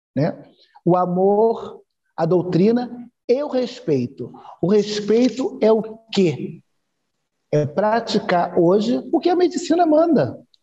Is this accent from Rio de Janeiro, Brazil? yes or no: yes; Rio de Janeiro, Brazil; eu sou do Rio, do Rio de Janeiro